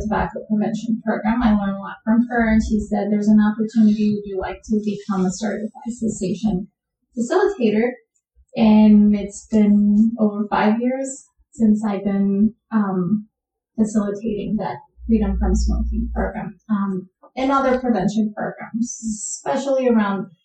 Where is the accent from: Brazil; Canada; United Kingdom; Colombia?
Colombia; moved away as an adult; now in United States; I was born and raised in Colombia. And then I came to the United States to pursue my degree in my master's degree